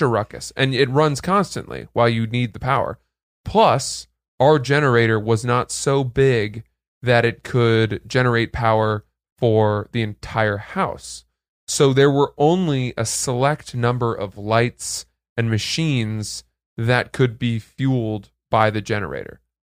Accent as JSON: {"language": "English", "town": "New York City", "region": "New York", "country": "United States", "said": "You say, \"New York,\""}